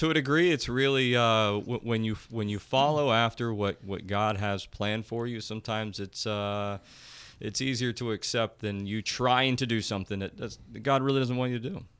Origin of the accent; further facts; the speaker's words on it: Blanchester, Ohio, United States; I'm from Lancaster. I'm born and raised here, and my parents are both also born and raised